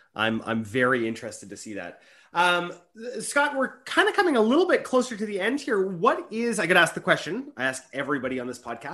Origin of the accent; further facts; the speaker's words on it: Canada; I'm a Canadian